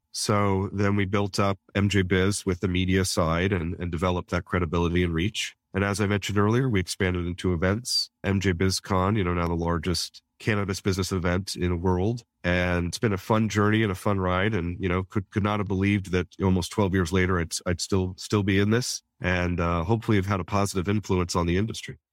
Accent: Denver, Colorado, United States; also born or lived in South Korea; my hometown of Denver

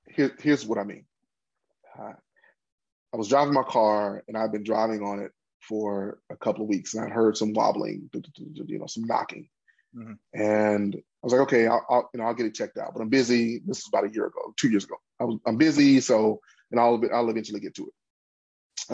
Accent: Pine Bluff, Arkansas, United States; also born or lived in Boston; my hometown of Pine Bluff

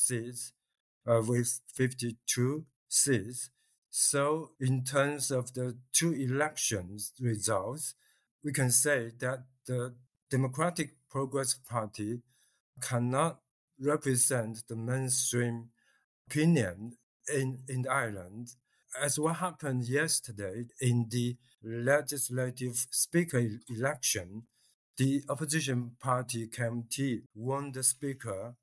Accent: Fujian, China; moved away; it's my hometown.

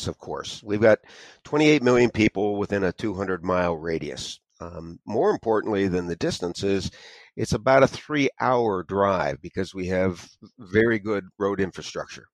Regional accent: Erie, Pennsylvania, United States; moved away as an adult; now in Ellicottville, United States; I was born in Erie, Pennsylvania

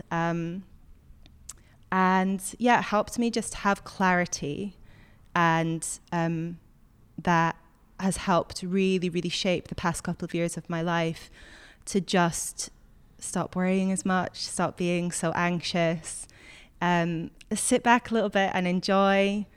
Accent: Scotland, United Kingdom; moved away

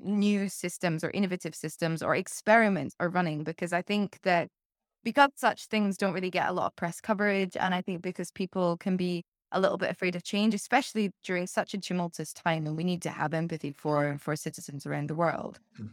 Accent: United Kingdom; as a Brit

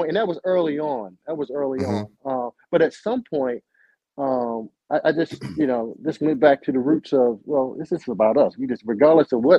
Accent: Baltimore, Maryland, United States; I'm born and raised in Baltimore City

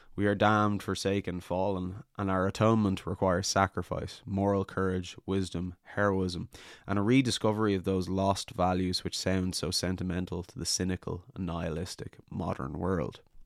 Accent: Ireland

